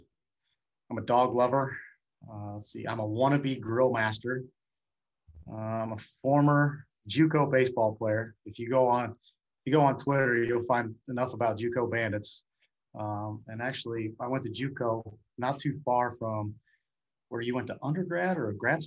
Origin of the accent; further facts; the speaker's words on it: United States; also born or lived in University of Illinois; I lived in small town USA. All right, I mean my hometown had like 1,500 people in it